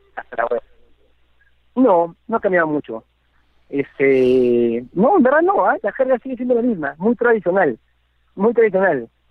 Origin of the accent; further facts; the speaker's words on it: Peru; also born or lived in Madrid, Spain; el español peruano